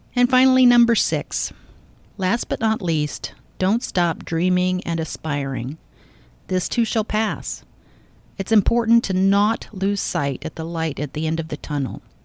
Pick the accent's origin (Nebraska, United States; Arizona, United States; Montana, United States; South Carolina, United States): Nebraska, United States; Omaha; my hometown of Omaha